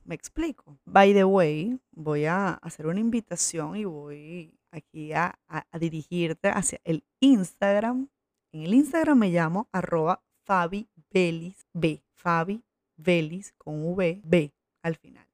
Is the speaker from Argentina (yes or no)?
no; Coro, Falcón, Venezuela; moved away as an adult; also born or lived in Maracaibo / Valencia; Pero me crié aquí, o sea, de aquí es toda mi familia. Aquí me crié y hasta el, colegio